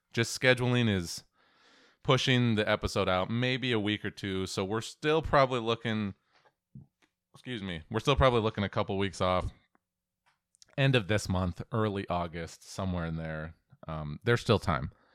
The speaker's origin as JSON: {"language": "English", "town": "Auburn", "region": "Washington", "country": "United States", "tie": "born or raised there", "said": "growing up in Auburn, Washington"}